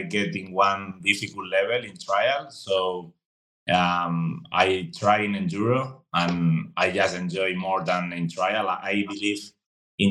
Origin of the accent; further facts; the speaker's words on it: Madrid, Community of Madrid, Spain; English is a second language; moved away as an adult; now in Andorra; I am from Spain, Madrid, the middle of Spain. And yeah, I've been living here my whole life